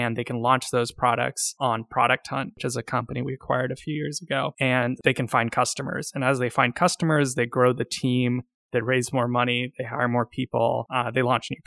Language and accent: English; Silicon Valley, California, United States; now in San Francisco, United States; I grew up in Silicon Valley and I'm based in San Francisco.